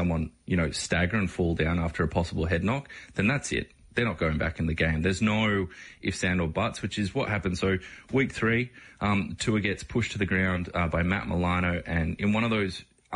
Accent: Australia; growing up in Australia here, we come from footy codes

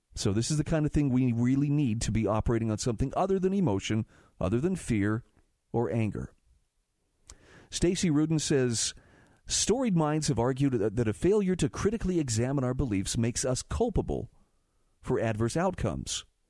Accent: Utah, United States; my home state of Utah

